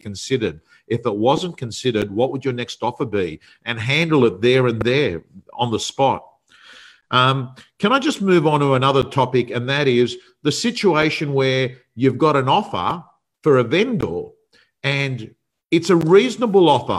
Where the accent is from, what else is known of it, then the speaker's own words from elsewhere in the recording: Sydney, New South Wales, Australia; It was a suburb I was brought up in. I was brought up actually on Holmesdale Street